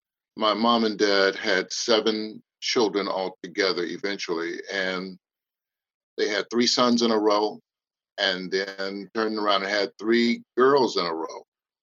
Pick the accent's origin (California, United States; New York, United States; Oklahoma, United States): California, United States; Oakland; born there; I'm actually born right here in the Bay Area, Oakland, California.